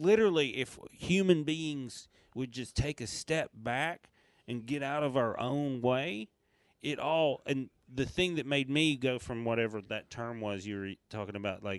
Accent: the South, United States; moved away as an adult; now in California, United States; when I left the South.

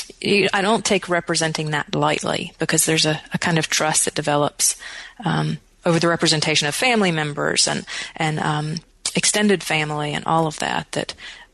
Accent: Wytheville, Virginia, United States; moved away as an adult; now in Tennessee, United States; my hometown at all, which I do hope to do, of Wytheville, Virginia

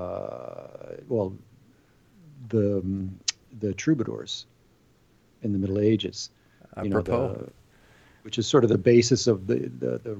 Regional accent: United States; moved away as an adult; now in France; when I was... still in the States during the first half of my life, I always felt out of place within my own culture

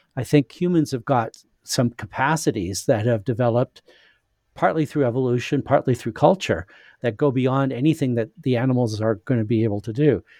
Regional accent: Saskatchewan, Canada; moved away; also born or lived in United States / England; I was born in Saskatchewan in Western Canada

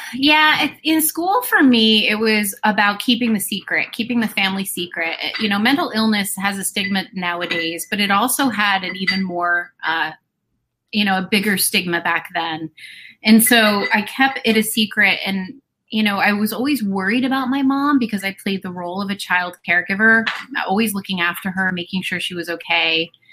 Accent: New Jersey, United States; moved away as an adult; I am, you know, and after my divorce, I moved back to my hometown. So okay. I am living in my hometown where I grew up.

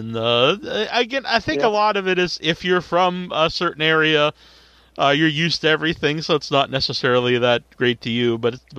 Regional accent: Cape Cod, Massachusetts, United States; I'm from Cape Cod as well

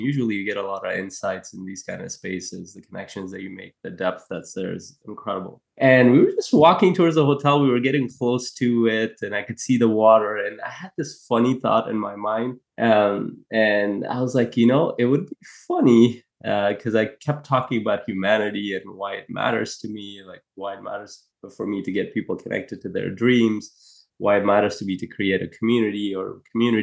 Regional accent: Afghanistan; moved away; I come from a place, I was born in Afghanistan

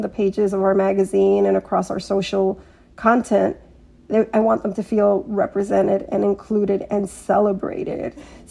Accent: New York City, New York, United States; I'm from Queens, born and bred." But I was just so proud of my culture and I would talk about it all the time. And that's because my parents, being immigrant, raised me in a very Colombian household.

